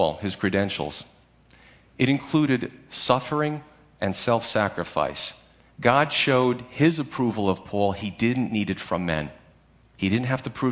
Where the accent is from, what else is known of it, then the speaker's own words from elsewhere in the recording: United States; as American Christians